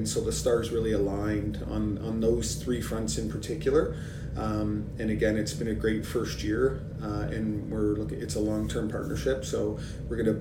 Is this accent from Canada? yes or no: yes; Canada; as a Canadian and working, you know, in this industry